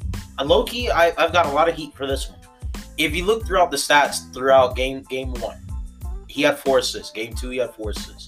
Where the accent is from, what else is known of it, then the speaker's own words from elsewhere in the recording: Miami, Florida, United States; moved away; I'm originally from Miami